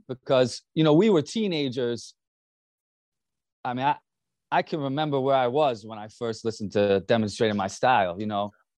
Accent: Hudson Valley, upstate New York, United States; growing up in the Hudson Valley

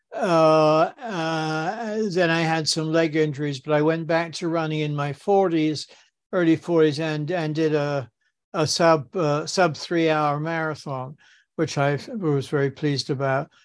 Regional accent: Southampton, South East England, United Kingdom; moved away as an adult; now in New York, United States; I grew up in, in Southampton, uh, in, in England

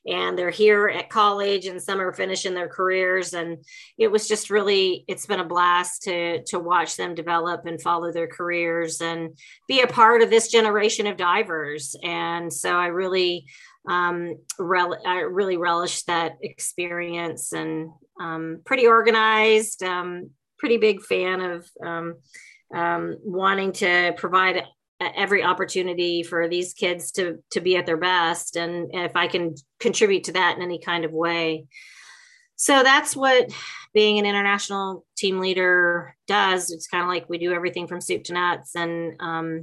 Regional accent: Kentucky, United States; moved away; I'm originally from Kentucky

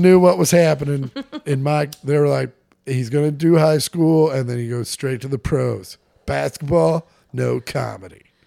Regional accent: Kansas, United States; Sometimes I talk weird 'cause I'm from Kansas

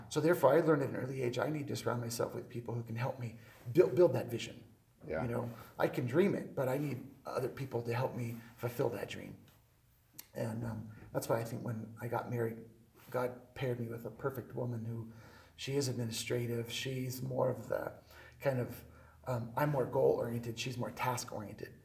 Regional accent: United States; also born or lived in Colorado; I'm an American, so of course I'm going to go to church.

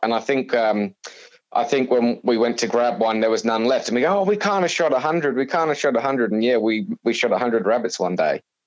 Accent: Suffolk, East of England, United Kingdom; moved away as an adult; now in Australia; born and bred in, in England in, in a county called Suffolk, um, where I grew up there

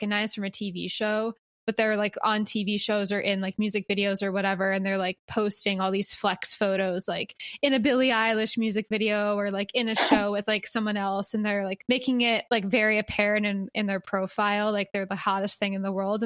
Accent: Philadelphia, Pennsylvania, United States; now in Los Angeles, United States; I was from Philly

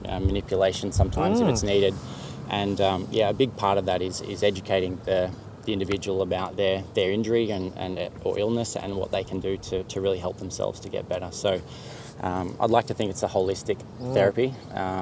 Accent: Mansfield, Victoria, Australia; also born or lived in Melbourne / Monaco; I grew up in Mansfield in northeast Victoria, and just a pretty typical country sort of upbringing

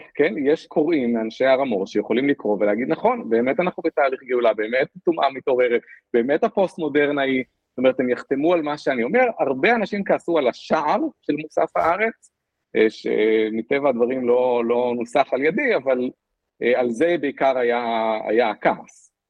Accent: Israel; moved away as an adult; now in Singapore; אני ישראלי

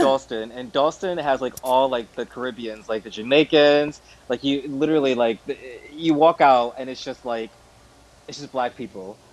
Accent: Midwest, United States; moved away; I'm American. I come from the Midwest

